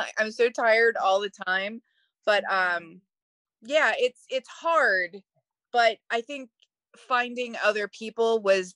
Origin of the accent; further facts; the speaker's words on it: Philadelphia, Pennsylvania, United States; I am from Philadelphia